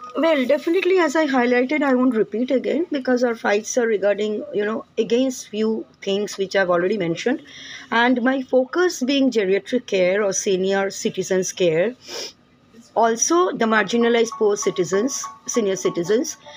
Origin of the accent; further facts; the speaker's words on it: India; In India, as an Indian citizen